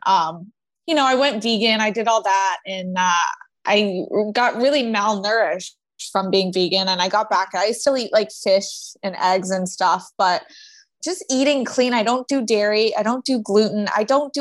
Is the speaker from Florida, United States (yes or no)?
yes; Florida, United States; I grew up in Florida